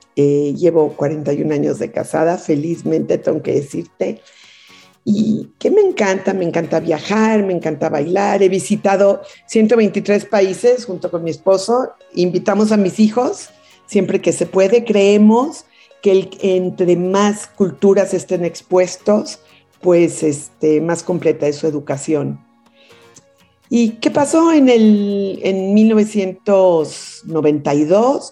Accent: Mexico City, Mexico; also born or lived in Kingston, Ontario, Canada; a los cuatro años ya me vine a México a la Ciudad de México y aquí fue donde crecí

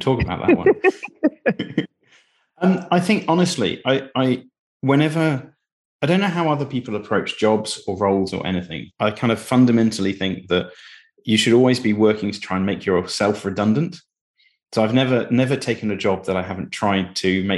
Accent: Cambridge, East of England, United Kingdom; But I grew up in Cambridge.

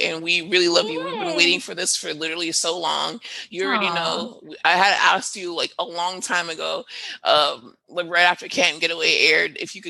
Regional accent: Miami, Florida, United States; we're from Miami

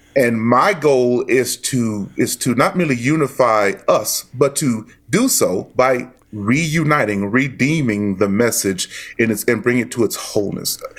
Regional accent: Dallas, Texas, United States; moved away; I am from Dallas, born and raised in Dallas

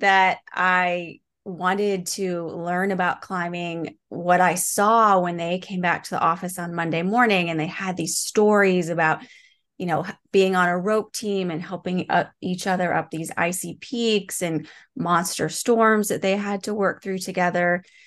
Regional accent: Midwest, United States; moved away as an adult; now in Seattle, United States; I moved from the Midwest where I grew up to Seattle, which is where I live today

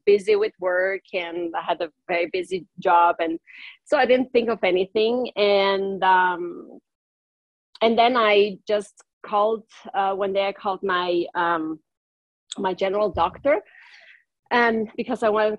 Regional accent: northern Italy, Italy; first language German; English is a second language; moved away as an adult; also born or lived in Switzerland / Brazil; now in United States; My native language is German because I come from the very northern part of Italy, where there is a part where we speak three different languages and also German.

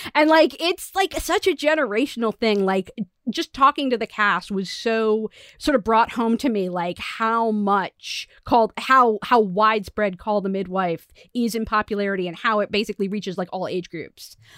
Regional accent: United States; as American

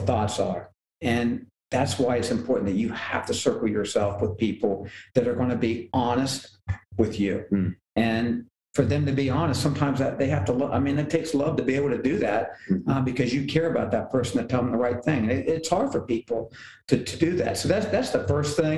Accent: Appalachia, United States; I'm from Appalachia

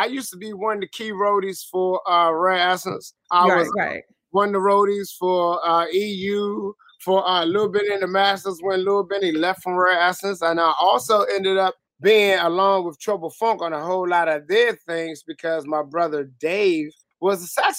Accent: Washington, District of Columbia, United States; I'm from Southeast, too. Southeast, D.C. Congress Park boy, Malcolm X, Green. Come on, man. It's born and raised.

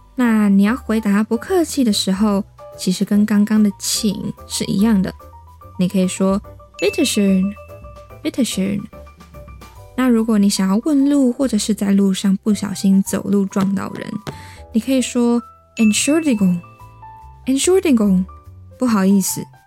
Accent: Taiwan; 我来自台湾

